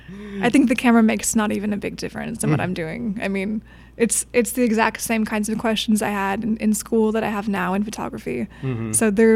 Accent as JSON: {"language": "English", "area": "the Midwest", "region": "Minnesota", "country": "United States", "moved": "yes", "said": "I'm from the Midwest."}